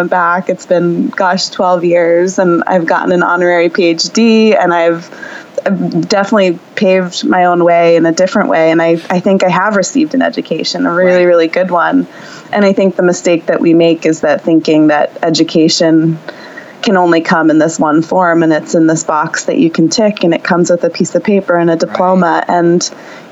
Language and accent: English; New Jersey, United States; I grew up in New Jersey, in the suburbs.